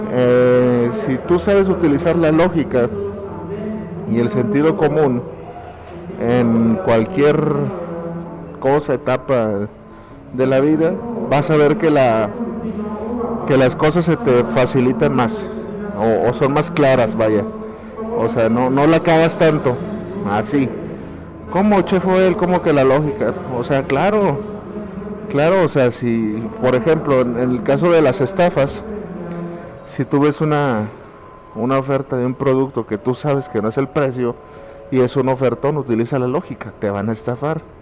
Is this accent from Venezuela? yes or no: no; Mexico; Y yo creo que como muchos mexicanos así estaba y así estamos todos en este momento